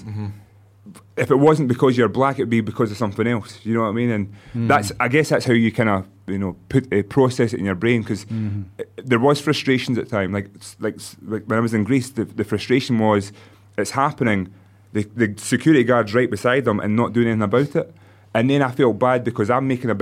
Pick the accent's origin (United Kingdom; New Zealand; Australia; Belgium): United Kingdom; Stirling, Scotland; moved away as an adult; also born or lived in United States / Spain; growing up in Scotland